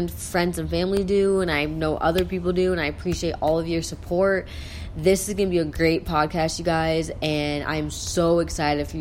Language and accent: English; South Dakota, United States; I'm from South Dakota